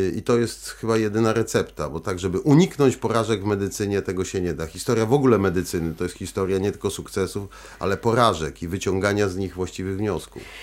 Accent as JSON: {"language": "Polish", "country": "Poland"}